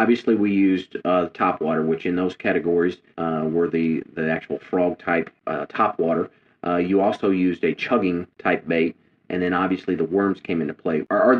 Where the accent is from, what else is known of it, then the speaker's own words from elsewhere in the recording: Midwest, United States; growing up in the Midwest, I didn't grow up actually fishing grass.